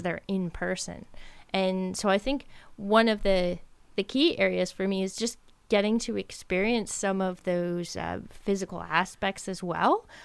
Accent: Ontario, Canada; now in Nova Scotia, Canada; I grew up in Ontario

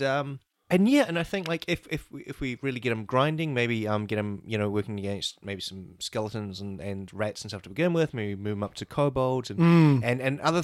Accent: Dunedin, Otago, New Zealand; now in Christchurch, New Zealand; I'm originally from Dunedin myself.

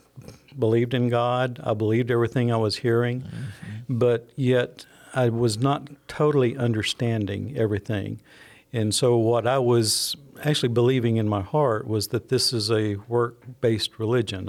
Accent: Franklin County, Alabama, United States; I grew up down in Franklin County, went to high school at Phil Campbell, graduated from there

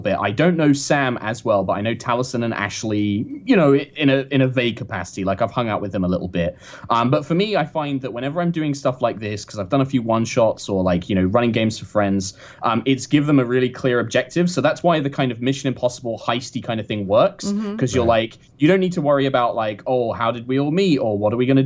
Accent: United Kingdom; being the only Brit there

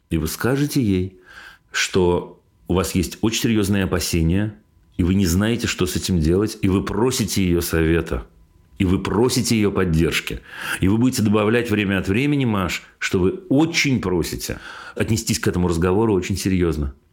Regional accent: Belgorod, Belgorod Oblast, Russia; А еще потому, что мы сами из Белгорода, а дача у нас в 15 километрах от границы с Харьковской областью, и довольно часто слышны запуски ракет и все такое

